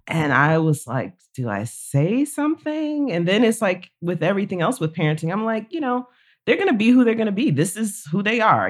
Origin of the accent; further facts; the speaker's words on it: Florida, United States; moved away as an adult; now in Oxford, Mississippi, United States; I grew up in Florida, being here in Mississippi, it's a different kind of South